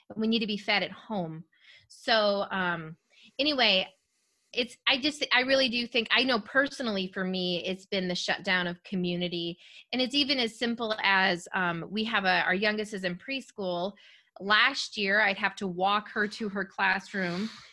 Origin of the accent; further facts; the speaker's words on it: rural Minnesota, United States; I'm from rural Minnesota